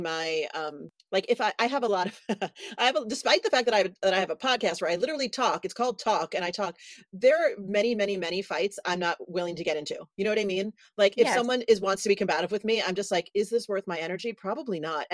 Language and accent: English; New York City, New York, United States; I grew up in New York City